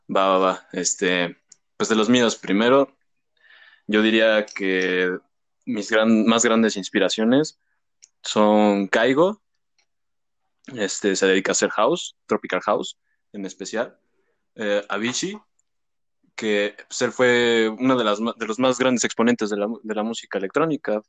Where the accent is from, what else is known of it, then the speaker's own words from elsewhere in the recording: Mexico City, Mexico; Yo soy de México